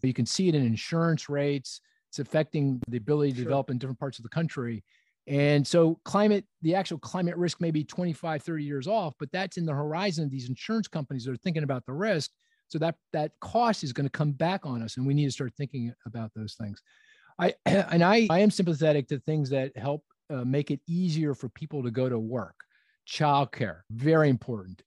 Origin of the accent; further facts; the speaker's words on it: Philadelphia, Pennsylvania, United States; my hometown of Philadelphia